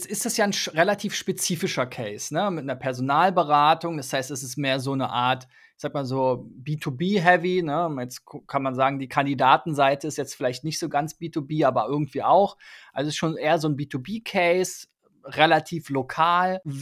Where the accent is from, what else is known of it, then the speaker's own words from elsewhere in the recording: Berlin, Germany; Ja, für mich als Berliner wäre natürlich das Experiment Berlin und Potsdam sehr spannend.